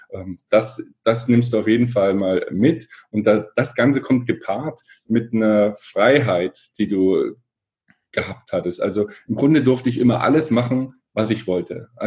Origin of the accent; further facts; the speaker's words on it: Erfurt, Thuringia, Germany; ich komme aus Erfurt, bin mit meinem Bruder da zusammen aufgewachsen, er ist vier Jahre älter.